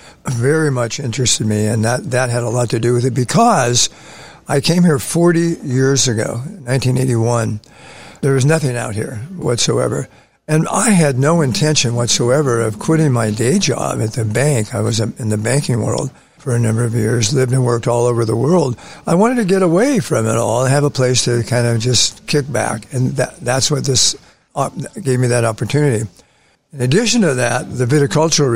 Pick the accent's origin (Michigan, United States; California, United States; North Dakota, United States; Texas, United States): California, United States; San Francisco; moved away as an adult; also born or lived in Los Angeles; where I grew up in San Francisco